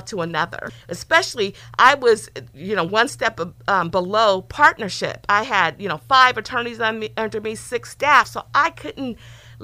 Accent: East Palo Alto, California, United States; I grew up in East Palo Alto, so 650 is in the house

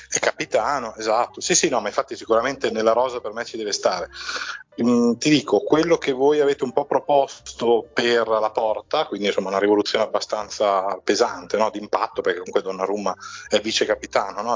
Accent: Mantua, Lombardy, Italy; Qui dalle mie parti a Mantova

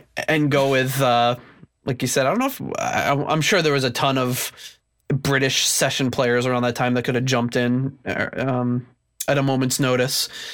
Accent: United States; growing up in the States

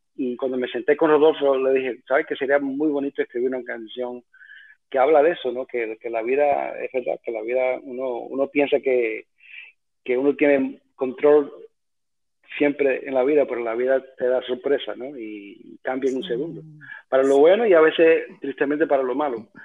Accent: New York City, New York, United States; born or raised there; also born or lived in Cuba

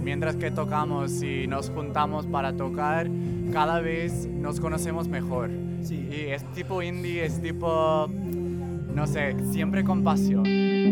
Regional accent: Miami, Florida, United States; Miami, que es mi ciudad

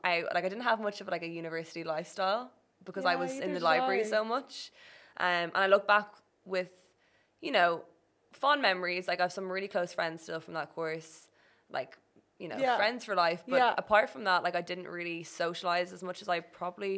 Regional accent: Ireland; moved away as an adult; went back to Ireland

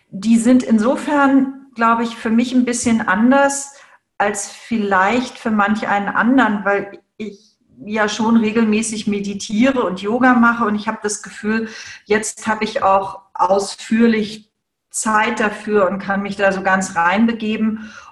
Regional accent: Hamburg, Germany; Ich war immer irgendwie in dem konservativen Hamburg der zu große, merkwürdige, asthmakranke Exot, der eben, der eben nicht so richtig ins Raster passt.

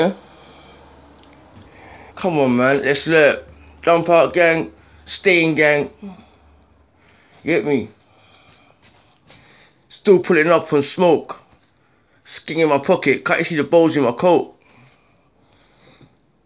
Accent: London, United Kingdom; I'm from the South

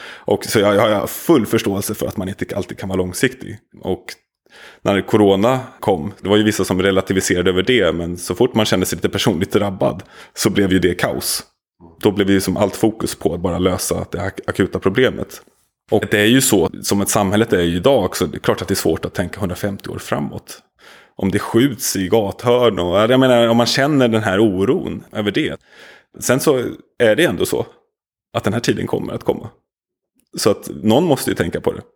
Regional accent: Nacka, Stockholm County, Sweden; also born or lived in Södermalm, Stockholm; när jag växte upp i Nacka på 80-talet

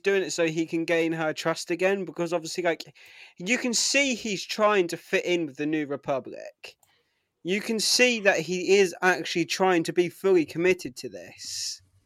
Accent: United Kingdom; I'm British

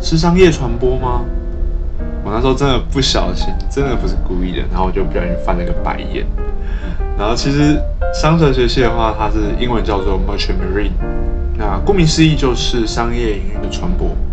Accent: Taiwan; 因为我们身处在海岛型国家

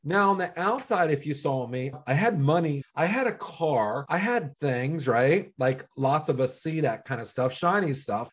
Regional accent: Cincinnati, Ohio, United States; also born or lived in Pittsburgh; I was born in Pittsburgh. I was raised in Cincinnati

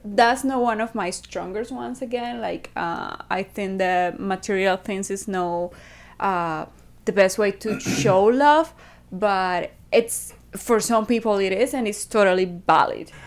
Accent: Venezuela; from Venezuela.

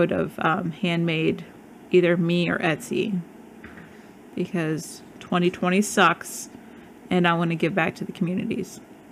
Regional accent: Midwest, United States; now in Arizona, United States; I grew up in the Midwest

